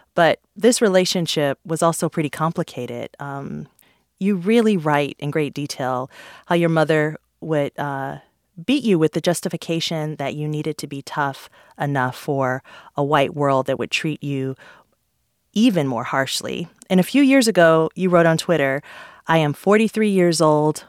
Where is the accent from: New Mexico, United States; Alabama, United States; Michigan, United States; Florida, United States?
Michigan, United States; Detroit; I'm from Detroit